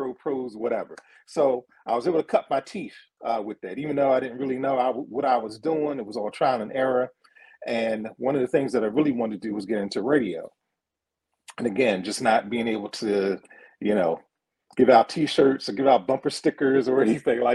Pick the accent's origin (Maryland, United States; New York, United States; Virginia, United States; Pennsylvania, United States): Pennsylvania, United States; Philadelphia; born and raised in Philadelphia, West Philadelphia, born and raised